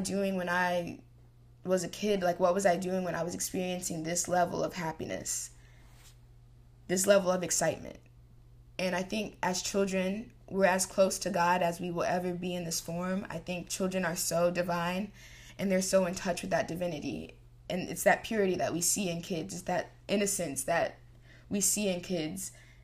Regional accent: Texas, United States; I'm from Texas

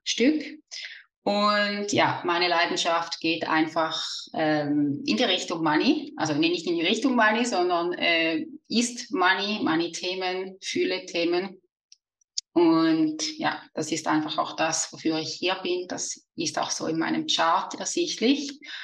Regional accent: Switzerland; accent: Swiss; also born or lived in near the Rhine Falls; wie man vielleicht an meinem Dialekt hört, bin ich aus der Schweiz

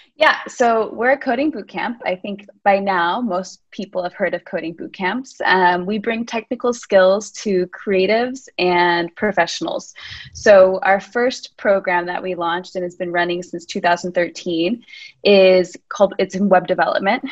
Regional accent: United States; moved away as an adult; now in Lisbon, Portugal; I'm American. I've been living in Lisbon for the last seven years

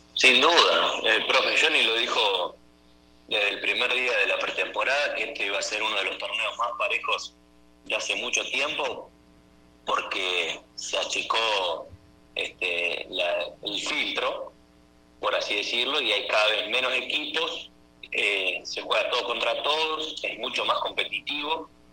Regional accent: Argentina; moved away as an adult; now in Venezuela

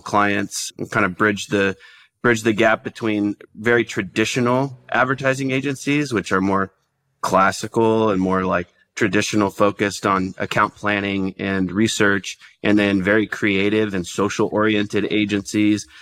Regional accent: Dallas, Texas, United States; moved away; also born or lived in Oklahoma; I'm from Dallas originally

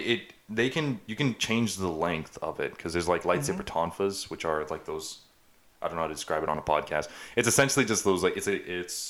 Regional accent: United States; I'm an American

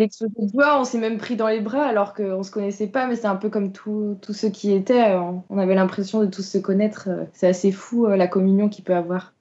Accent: Vitré, Brittany, France; je suis originaire de Vitré

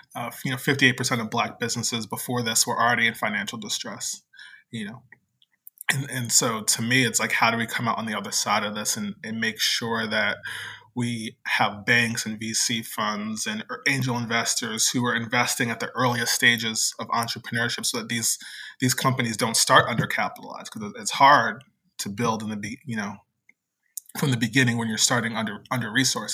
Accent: New Jersey, United States; moved away as an adult; also born or lived in Virginia / Philadelphia; now in New Orleans, United States; I live in New Orleans, but I was born and raised in New Jersey. Uh, the part of New Jersey that's the suburb of New York

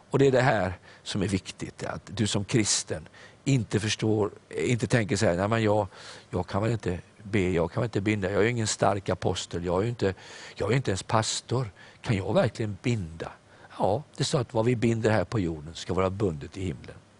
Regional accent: Sweden; jag är stolt över att jag är svensk.

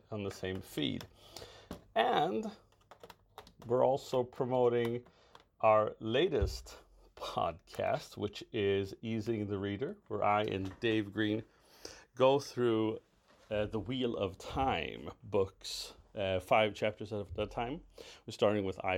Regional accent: Racine, Wisconsin, United States; in my hometown of Racine, Wisconsin

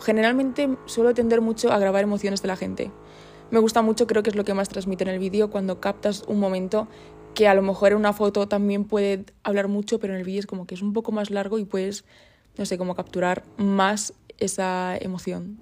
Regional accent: Puertollano, Castilla-La Mancha, Spain; moved away as an adult; also born or lived in Burgos; vengo de Puerto Llano, de ese pueblecito pequeño

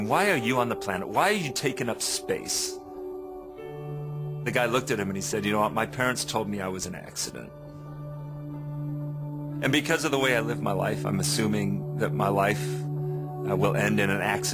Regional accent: England, United Kingdom; now in United States; I grew up in England

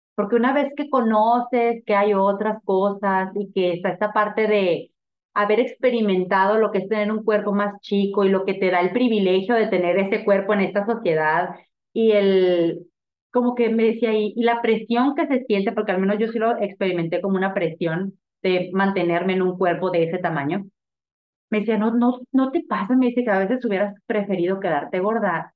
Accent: Sonora, Mexico; also born or lived in Mexico City, Mexico; now in Tijuana, Mexico; venimos de Sonora

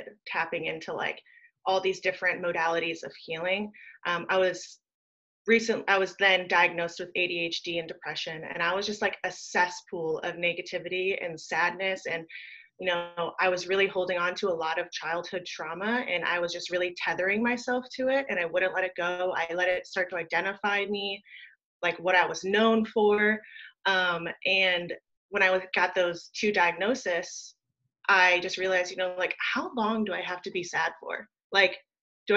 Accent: Wheaton, Illinois, United States; now in Virginia Beach, United States; I grew up in Wheaton, Illinois, and I moved to the East Coast in about 2010, and I'm currently residing in Virginia Beach

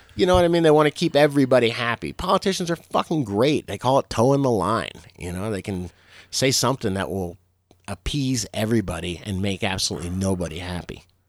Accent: Florida, United States; I'm from Florida.

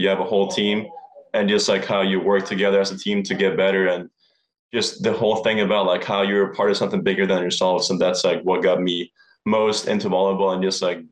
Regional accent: Norway; moved away as an adult; now in Hawaii, United States; I'm from Norway originally.

